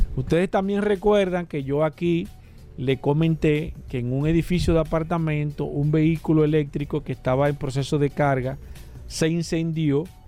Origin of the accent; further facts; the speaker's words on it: Dominican Republic; nosotros como República Dominicana